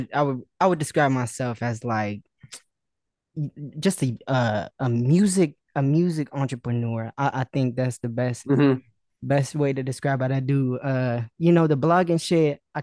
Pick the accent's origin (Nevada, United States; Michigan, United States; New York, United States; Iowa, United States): Nevada, United States; Las Vegas; I'm from Vegas, bro. It's crazy because nobody really in this kind of space is from Vegas. I'm the only person that I know from Vegas.